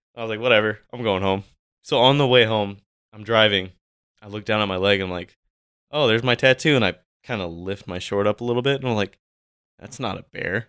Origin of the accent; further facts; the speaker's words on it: California, United States; now in Washington, United States; I'm from California.